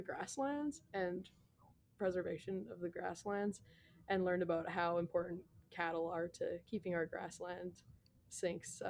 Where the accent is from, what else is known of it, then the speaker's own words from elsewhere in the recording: Bow Island, Alberta, Canada; I grew up most of my life in town